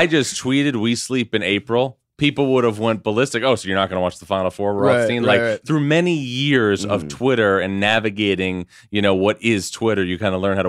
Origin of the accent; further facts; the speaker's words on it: New York, United States; A suburb of New York.